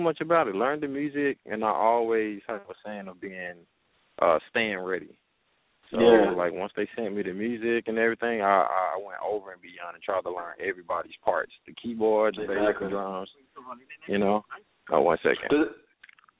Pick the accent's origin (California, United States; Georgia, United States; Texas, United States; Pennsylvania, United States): Texas, United States; Dallas; I'm from Dallas, Texas, born and raised.